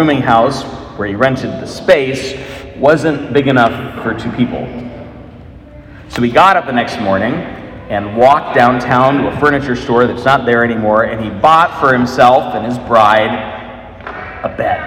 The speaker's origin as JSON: {"language": "English", "town": "Des Moines", "region": "Iowa", "country": "United States", "moved": "yes", "said": "I am from Des Moines, though I was gone for many, many years"}